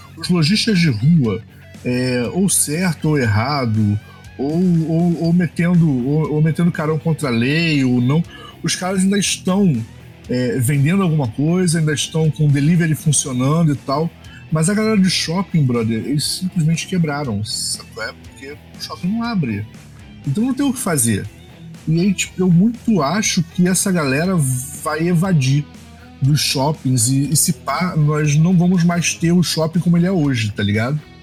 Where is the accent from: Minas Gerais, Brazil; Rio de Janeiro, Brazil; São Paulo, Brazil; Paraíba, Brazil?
Rio de Janeiro, Brazil; Baixada Fluminense; Eu sou da Baixada, eu, eu, eu moro aqui em Milópolis